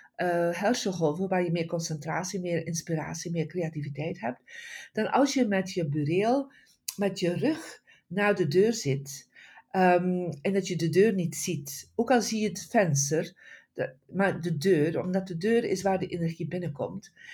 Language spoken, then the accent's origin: Dutch; Bruges, Flanders, Belgium; now in California, United States; ik ben oorspronkelijk van België, van een prachtig stadje uh, Brugge in West-Vlaanderen.